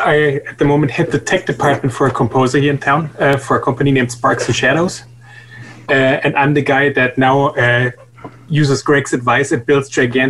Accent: Germany; moved away as an adult; also born or lived in New Jersey, United States; now in Los Angeles, United States; originally born and raised in Germany, right. Then moved to the States for school, met my wife there, and then moved to New Jersey. Started a little music production company there. And once it was clear that New Jersey was New Jersey, we moved to LA.

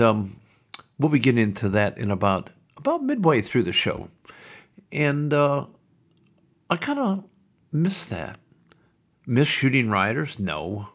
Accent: Sioux City, Iowa, United States; now in Melbourne, Australia; When I grew up in Iowa, in Sioux City

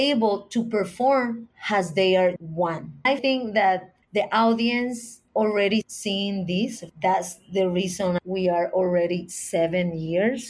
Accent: Puerto Rico; my perspective as an American or Puerto Rican from a small island

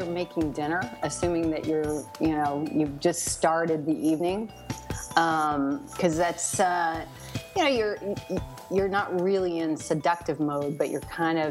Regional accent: Scotland, United Kingdom; I mean, I'm Scottish, so it's not that far away.

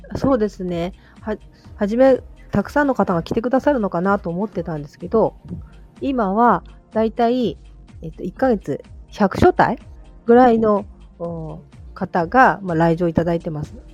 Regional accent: Toyama, Japan; この一歩の近くに生まれ育ちまして

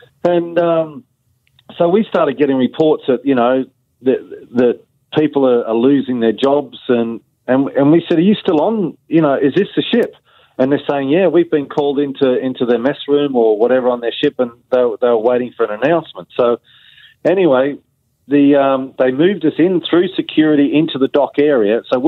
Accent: United Kingdom; You know, we're British seafarers, and that wasn't what we were told was going to happen.

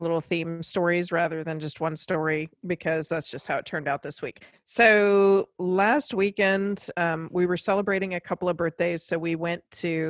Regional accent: Virginia, United States; when I was growing up in Virginia

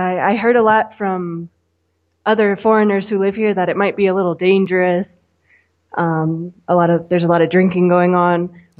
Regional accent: Florida, United States; moved away as an adult; also born or lived in Tarija, Bolivia / Cochabamba, Bolivia; now in Bolivia; I live in Bolivia right now. Originally, I'm from Florida. My husband's from Argentina, so we're a bit of, I guess, what you would call nomads.

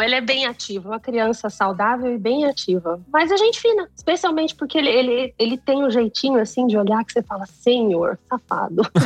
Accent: Campo Grande, Mato Grosso do Sul, Brazil; moved away as an adult; also born or lived in Campinas; now in Germany; eu sou de Campo Grande, Mato Grosso do Sul. Então eu já morava longe há muito tempo

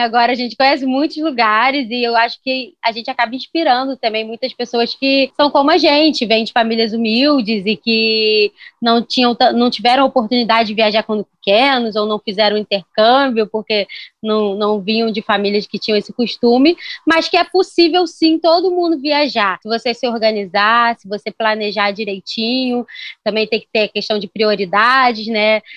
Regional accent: Rio de Janeiro, Brazil; also born or lived in São Gonçalo; da onde eu sou, eu sou carioca, e moro em São Gonçalo

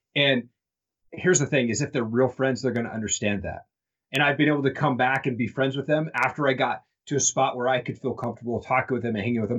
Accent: Eastern Washington, United States; all these people that I was connected to from Eastern Washington as growing up

